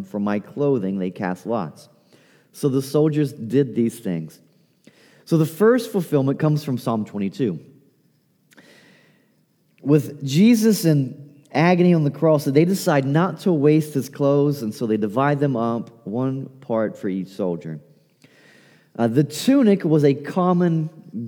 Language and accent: English; Appalachia, United States; accent: Appalachian; My Appalachian accent